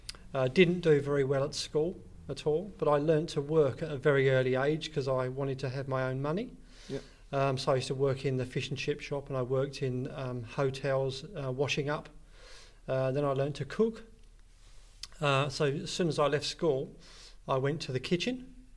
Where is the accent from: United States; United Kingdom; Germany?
United Kingdom; Hertfordshire, East of England; moved away as an adult; now in Australia; So I was born in Hertfordshire, and that's a county just north of London.